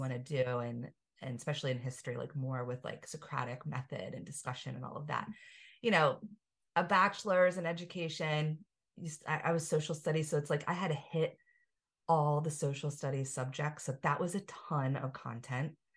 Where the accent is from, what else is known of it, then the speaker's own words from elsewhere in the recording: Pennsylvania, United States; we're both from Pennsylvania